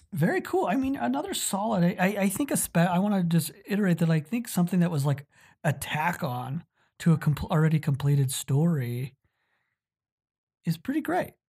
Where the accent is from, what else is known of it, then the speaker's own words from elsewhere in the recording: Utah, United States; Utah, my home state